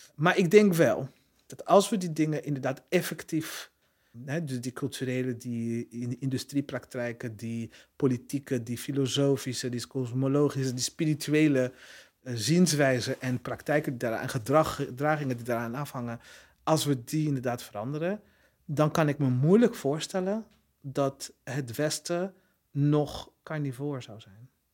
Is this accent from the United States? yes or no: no; Burundi; moved away; het land waar ik vandaan kom, Burundi.